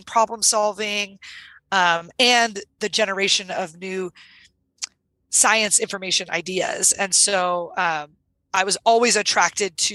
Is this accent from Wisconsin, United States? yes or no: no; Sierra Nevada mountains of California, United States; I grew up in the Sierra Nevada mountains of California